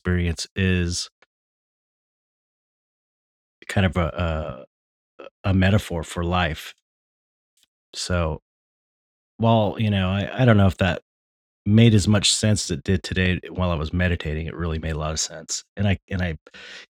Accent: United States; I'm an American

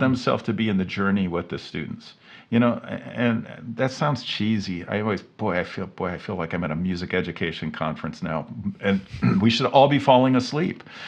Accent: Cincinnati, Ohio, United States; moved away; I grew up in Cincinnati

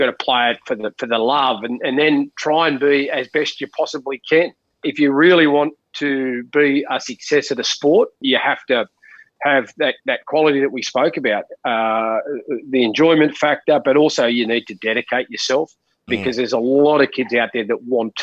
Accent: Junee, New South Wales, Australia; we grew up in Junee and we lived in Housing Commission.

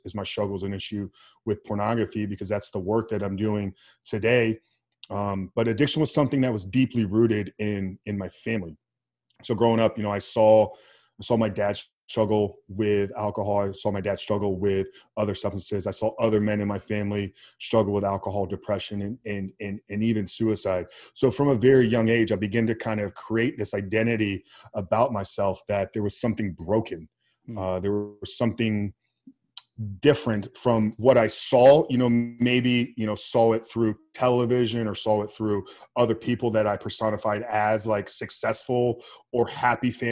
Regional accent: Tampa, Florida, United States; born and raised in Tampa, Florida

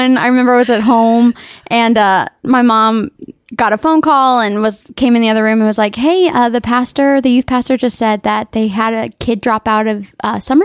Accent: Miami, Florida, United States; I grew up in Miami.

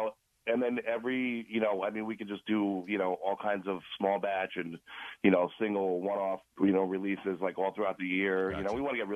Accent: Clifton, New Jersey, United States; I grew up in Clifton, and so did Tom. So we're both Clifton guys

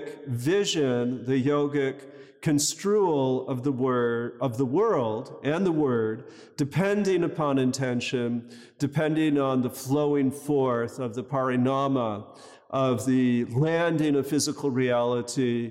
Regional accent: United States; now in Los Angeles, United States; I grew up near Canada

